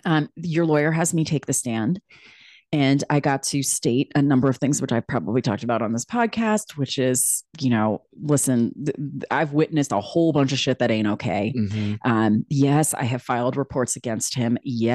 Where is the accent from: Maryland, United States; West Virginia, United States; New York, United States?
New York, United States; New York City; I came from New York City where I'm like, listen, our people in New York City might be jacked up, but like, you know what you're dealing with.